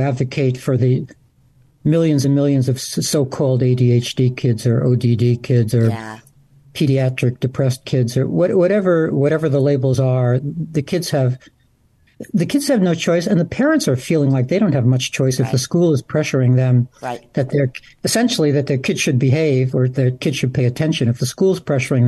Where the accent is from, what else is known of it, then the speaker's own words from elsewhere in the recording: New York City, New York, United States; I grew up in Brooklyn